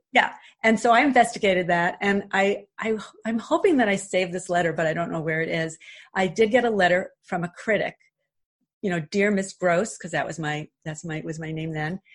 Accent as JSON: {"language": "English", "town": "New York City", "region": "New York", "country": "United States", "tie": "born or raised there", "also_born_or_lived": "Glen Ridge, New Jersey", "moved": "as an adult", "lives_now": "Montclair, United States", "said": "when I was in high school, and again I grew up in Queens"}